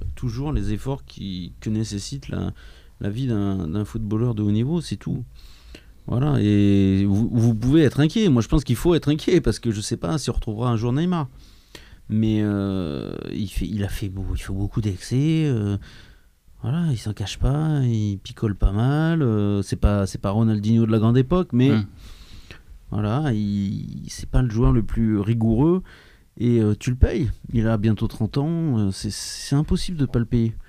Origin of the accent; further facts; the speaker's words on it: Clermont-Ferrand, Auvergne-Rhône-Alpes, France; je viens de Clermont-Ferrand